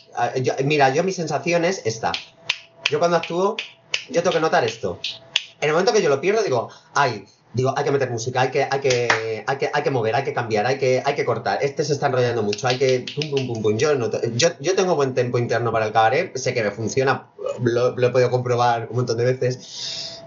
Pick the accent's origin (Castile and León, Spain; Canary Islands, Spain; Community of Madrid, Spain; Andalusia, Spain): Community of Madrid, Spain; Fuenlabrada; actué en mi pueblo en Fuenlabrada